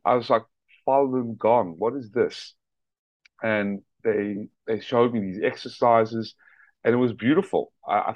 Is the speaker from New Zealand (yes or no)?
no; South Africa; also born or lived in Atlanta, Georgia; now in United States; I was born in my native country of South Africa